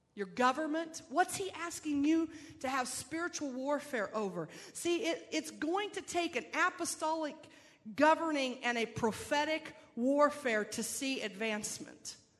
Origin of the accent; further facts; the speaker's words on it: Phoenix, Arizona, United States; I'm from Phoenix